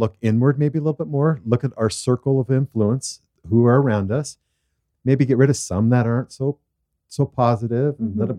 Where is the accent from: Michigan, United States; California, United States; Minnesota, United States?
California, United States; Southern; growing up in Southern California and being in Santa Paula with my grandparents